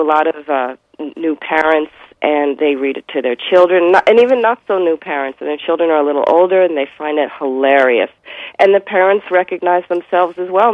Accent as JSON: {"language": "English", "country": "United States", "said": "I am Jewish American"}